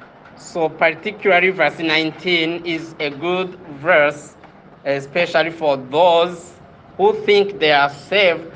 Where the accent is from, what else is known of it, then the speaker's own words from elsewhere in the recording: Kigali, Rwanda; I'm from Kigali